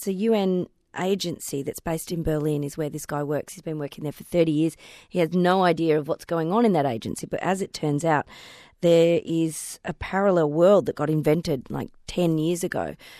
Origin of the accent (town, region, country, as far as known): Melbourne, Victoria, Australia; born or raised there